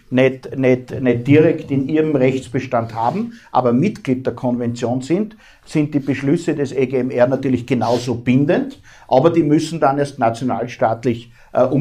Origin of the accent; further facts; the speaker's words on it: Austria; Ähm, bei uns in Österreich, um das nur beispielhaft zu sagen, ist die Menschenrechtskonvention Bestandteil der Bundesverfassung